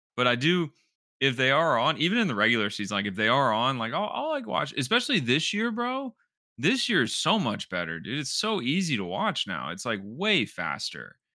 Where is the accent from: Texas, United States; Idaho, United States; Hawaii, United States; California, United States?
Texas, United States; Houston; I grew up in Houston